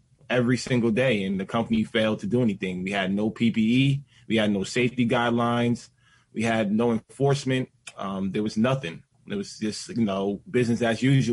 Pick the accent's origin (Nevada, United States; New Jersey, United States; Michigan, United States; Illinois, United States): New Jersey, United States; I'm from New Jersey. I worked in New York at Staten Island, but yeah, 10 minutes away my whole entire life, born and raised in New Jersey